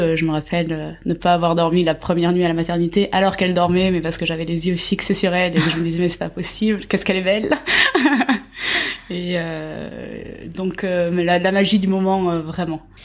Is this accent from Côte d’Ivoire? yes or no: no; Basque Country, France; also born or lived in Asia; now in Paris, France; Je suis originaire du Pays Basque